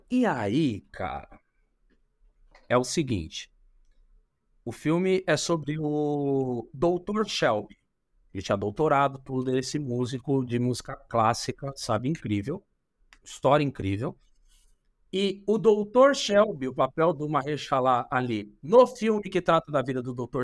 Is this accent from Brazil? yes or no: yes; São Paulo, Brazil; Eu venho da periferia de São Paulo, venho de Itaquera